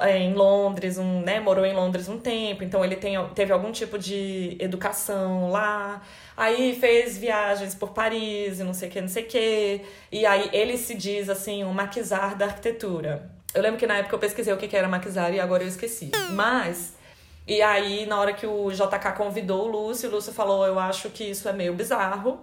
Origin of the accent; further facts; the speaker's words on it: Brasília, Federal District, Brazil; moved away; nós dois, né, mudamos de cidade, a gente é de Brasília.